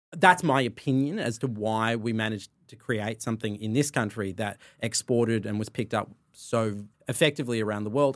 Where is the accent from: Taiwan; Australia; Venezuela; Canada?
Australia; Sydney, New South Wales; I grew up in sort of Burwood, Ashfield